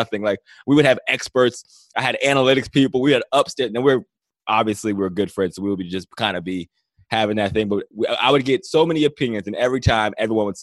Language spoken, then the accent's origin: English; Johnstown, Pennsylvania, United States; also born or lived in Cleveland; now in Los Angeles, United States; I'm a small town guy. I'm from Johnstown, Pennsylvania.